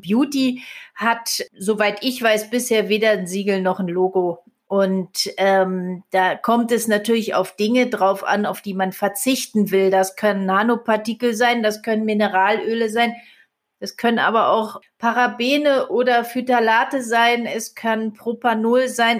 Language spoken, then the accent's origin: German; Germany; bei uns in Deutschland